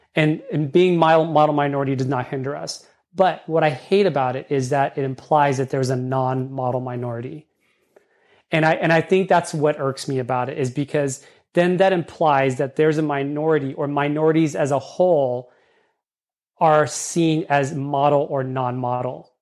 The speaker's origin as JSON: {"language": "English", "region": "California", "country": "United States", "tie": "born or raised there", "accent": "California English", "said": "I speak California English. I was brought up in California."}